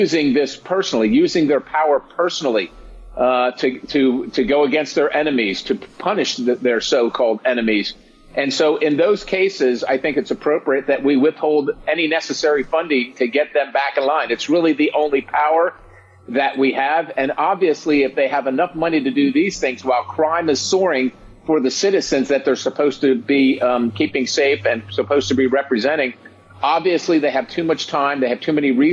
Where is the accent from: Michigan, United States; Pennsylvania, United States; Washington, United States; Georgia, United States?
Pennsylvania, United States; I come from Pennsylvania.